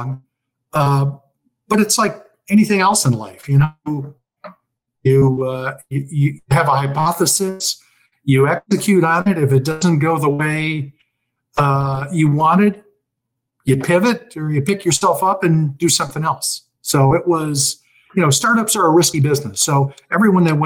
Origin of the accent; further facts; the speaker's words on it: Chicago, Illinois, United States; now in Florida, United States; I was born and raised in Chicago